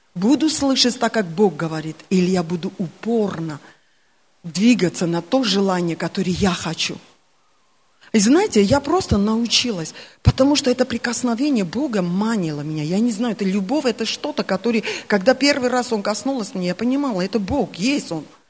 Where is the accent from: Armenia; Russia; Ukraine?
Armenia; Russian is a second language; я армянка